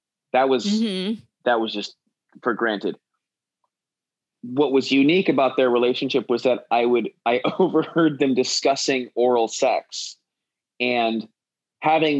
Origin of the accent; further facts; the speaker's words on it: New York City, New York, United States; I grew up in Manhattan